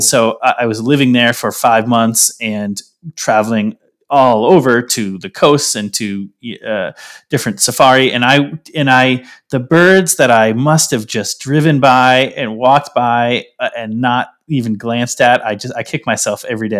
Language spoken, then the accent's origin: English; Falmouth, Maine, United States; moved away as an adult; also born or lived in Colorado / Washington, D.C. / Mississippi; Born and raised, uh, I grew up in, F, uh, Falmouth, Maine